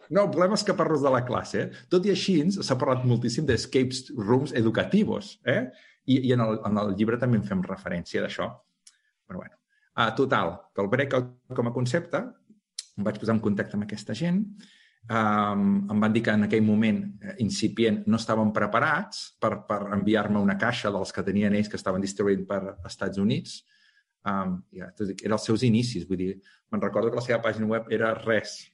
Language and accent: Catalan; Calella, Catalonia, Spain; jo sóc de Calella, d'un poble